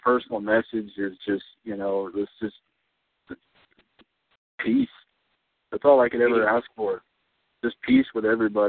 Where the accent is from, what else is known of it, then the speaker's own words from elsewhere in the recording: Texas, United States; moved away as an adult; also born or lived in Idaho; I was born and raised in Texas. So, I mean, I grew up there. You know, I just decided that, you know, that's why I came to Idaho to go to college.